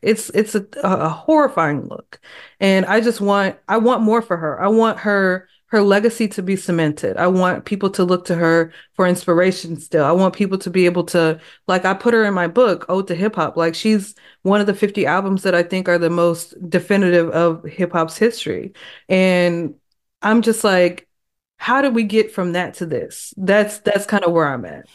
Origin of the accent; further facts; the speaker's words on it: Texas, United States; I am from Texas